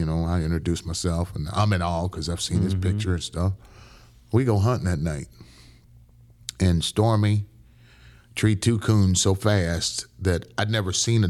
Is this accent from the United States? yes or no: yes; Dayton, Ohio, United States; also born or lived in Brooklyn; I was born in Brooklyn. And we moved to Dayton, Ohio.